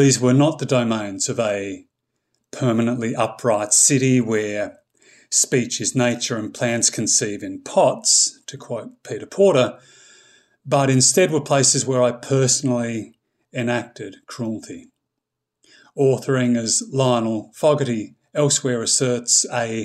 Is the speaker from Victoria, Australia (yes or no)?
yes; East Gippsland, Victoria, Australia; moved away as an adult; now in Seoul, South Korea; I was raised in East Gippsland